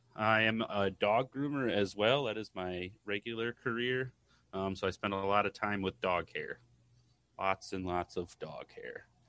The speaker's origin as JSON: {"language": "English", "region": "Michigan", "country": "United States", "said": "I'm from Michigan. I think I said that in one episode, but, um, from the cold state of Michigan"}